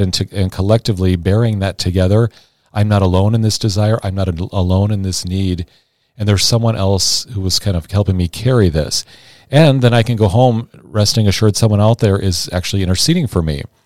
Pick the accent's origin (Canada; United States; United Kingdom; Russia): United States; Sioux City, Iowa; also born or lived in St. Louis, Missouri